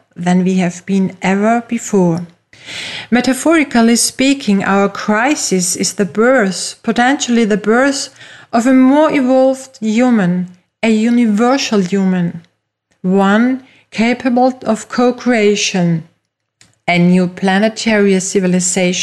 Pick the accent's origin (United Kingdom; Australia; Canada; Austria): Austria; first language German; English is a second language; I am from Austria, which is a very small and traditional European country with lovely mountains and nice lakes. My first language is German